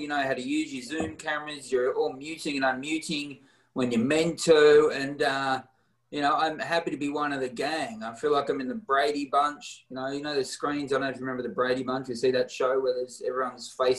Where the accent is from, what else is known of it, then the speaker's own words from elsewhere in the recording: Warrnambool, Victoria, Australia; now in Melbourne, Australia; I grew up in Warrnambool, which is a town past Geelong